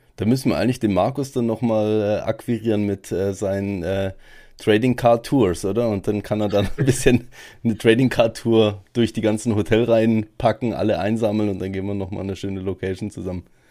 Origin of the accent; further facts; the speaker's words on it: Germany; bei uns in Deutschland